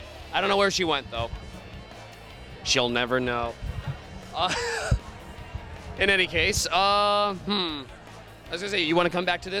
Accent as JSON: {"language": "English", "area": "Long Island", "region": "New York", "country": "United States", "said": "I'm from Long Island, New York"}